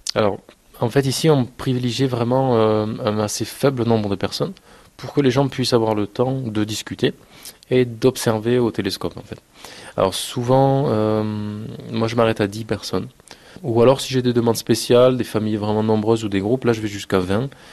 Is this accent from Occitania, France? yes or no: yes; Castres, Occitania, France; chez nous à Castres